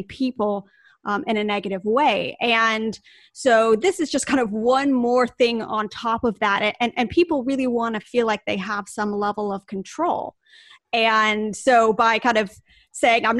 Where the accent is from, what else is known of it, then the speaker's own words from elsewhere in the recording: United States; our listeners can tell from my accent that I am from the United States